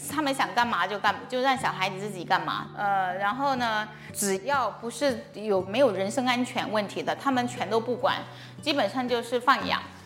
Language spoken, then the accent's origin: Chinese; China; moved away as an adult; also born or lived in Florida, United States / Illinois, United States; 我从小在国内长大，然后二十来岁的时候去美国读书